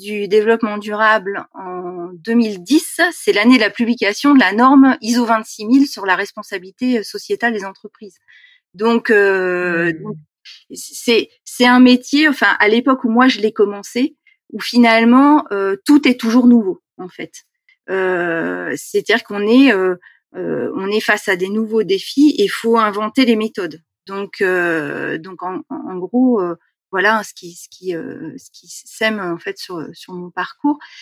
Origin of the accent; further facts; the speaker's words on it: Seine-Saint-Denis, Île-de-France, France; je suis née en Seine-Saint-Denis, j'ai grandi donc dans un milieu très urbanisé